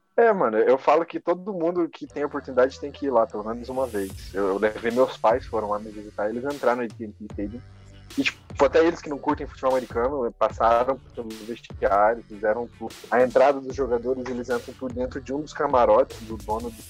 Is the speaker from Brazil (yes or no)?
yes; Brazil; now in Dallas, United States; sou brasileiro